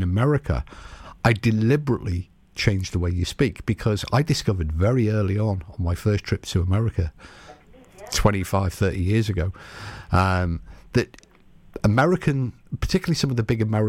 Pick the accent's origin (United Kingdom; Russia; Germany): United Kingdom; accent: British; we are British.